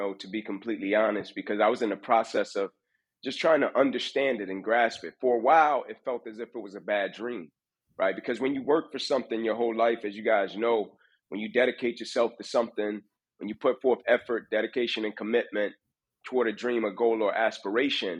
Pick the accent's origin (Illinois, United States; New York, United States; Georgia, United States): Georgia, United States; Atlanta; I grew up inner city Atlanta, born to a mother at 16 years old